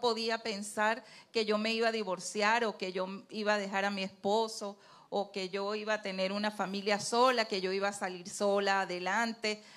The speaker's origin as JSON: {"language": "Spanish", "region": "Trujillo", "country": "Venezuela", "moved": "as an adult", "lives_now": "Santo Domingo, Dominican Republic", "said": "nosotros somos andinos, yo soy andina, David es guaro, David es de Lara y yo soy de Trujillo."}